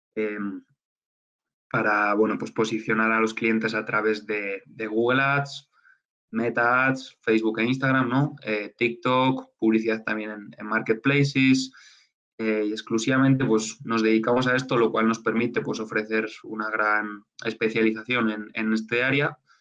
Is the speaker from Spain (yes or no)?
yes; Burgos, Castile and León, Spain; moved away as an adult; now in Mexico; regresé a, Burgos, a mi, ciudad a mi ciudad natal